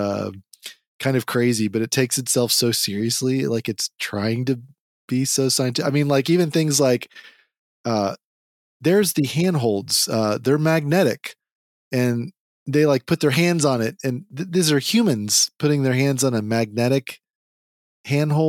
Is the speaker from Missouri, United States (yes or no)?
no; Texas, United States; accent: Texas; I've got my Texas accent